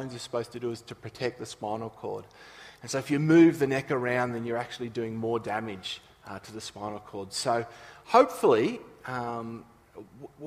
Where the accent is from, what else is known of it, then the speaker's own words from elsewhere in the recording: Nowra, New South Wales, Australia; moved away; we grew up in Nowra